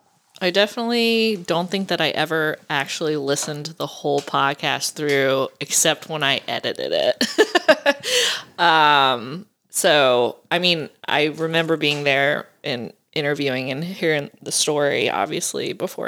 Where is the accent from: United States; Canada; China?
United States; the South; accent: southern; now in Maine, United States; maybe living in Maine for the last 6 years is calmed my southern accent.